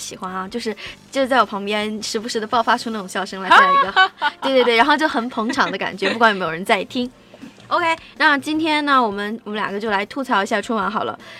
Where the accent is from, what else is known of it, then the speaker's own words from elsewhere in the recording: Shaanxi, China; 但是其实你看我是陕西人，我也没有特别觉得他们为陕西做什么啊。